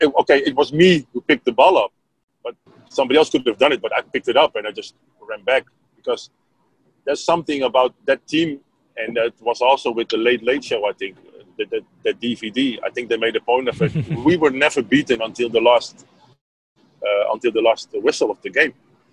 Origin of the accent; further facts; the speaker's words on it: Netherlands; English is a second language; Well, I came from Holland.